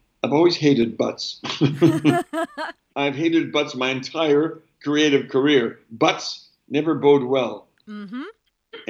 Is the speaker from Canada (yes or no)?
yes; Canada; moved away; also born or lived in London; I'm a Canadian